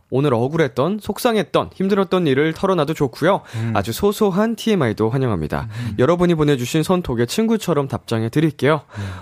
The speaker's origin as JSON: {"language": "Korean", "town": "Yeongdeok", "region": "North Gyeongsang", "country": "South Korea", "tie": "born or raised there", "moved": "yes", "said": "저는 본가가 영덕에 있어요. 영덕. 네, 경상북도"}